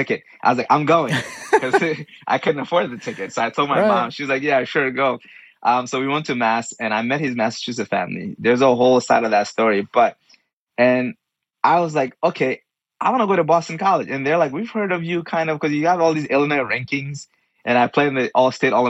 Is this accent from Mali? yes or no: yes; Mali; moved away; a fellow Malian